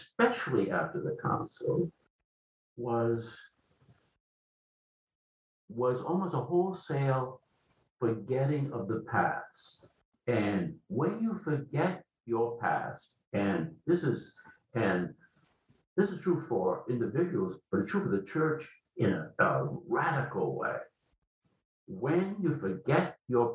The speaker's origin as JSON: {"language": "English", "town": "Providence", "region": "Rhode Island", "country": "United States", "tie": "born or raised there", "said": "I grew up in Providence, Rhode Island, in an Italian ghetto."}